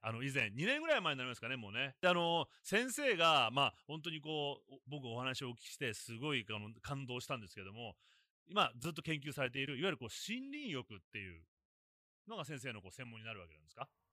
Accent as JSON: {"language": "Japanese", "region": "Tokyo", "country": "Japan", "tie": "born or raised there", "said": "僕東京育ちですから"}